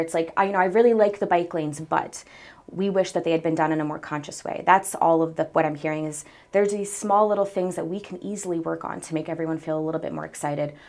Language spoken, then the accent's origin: English; Salisbury, Maryland, United States; born and raised in Salisbury, I've, I've had the pleasure of calling Salisbury home my entire life